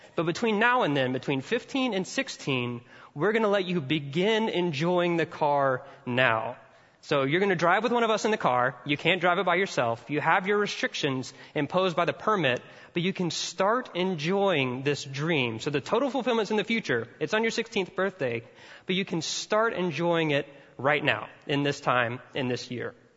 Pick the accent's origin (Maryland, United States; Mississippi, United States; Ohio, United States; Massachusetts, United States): Mississippi, United States; I'm from Mississippi and all Southerners are a little bit redneck at heart